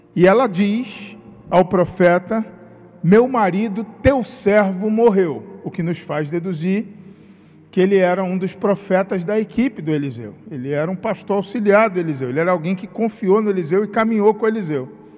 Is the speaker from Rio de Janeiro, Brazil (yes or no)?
yes; Rio de Janeiro, Brazil; now in Espírito Santo, Brazil; sou do Rio de Janeiro, como meu sotaque denuncia